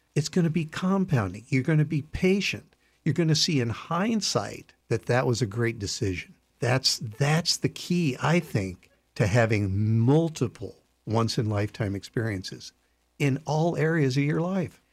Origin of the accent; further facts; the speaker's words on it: Iowa, United States; I grew up in Iowa.